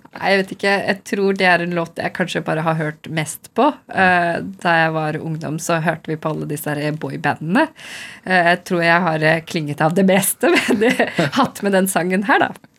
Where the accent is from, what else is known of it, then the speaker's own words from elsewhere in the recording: Oslo, Norway; first language Urdu; jeg er født i Norge